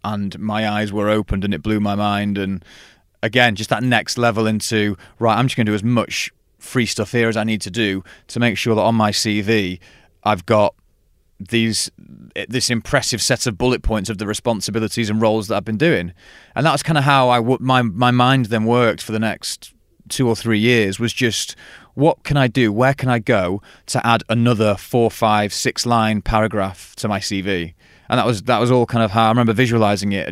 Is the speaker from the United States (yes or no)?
no; Stockport, North West England, United Kingdom; also born or lived in Sheffield; i am from Stockport